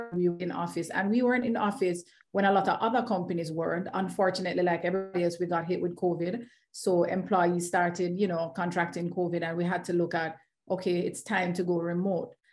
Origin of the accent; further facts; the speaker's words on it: Kingston, Jamaica; I am Jamaican, always waving the flag very, very proudly uh, mm-hmm. from right in the heart of Kingston, Jamaica